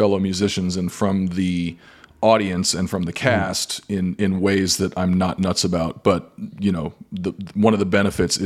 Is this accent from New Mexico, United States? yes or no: yes; New Mexico, United States; I grew up next door in New Mexico.